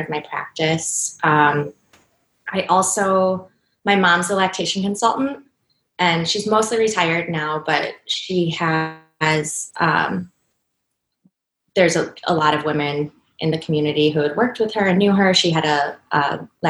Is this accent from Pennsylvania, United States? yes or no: no; Cleveland, Ohio, United States; moved away as an adult; also born or lived in Chicago; this is my hometown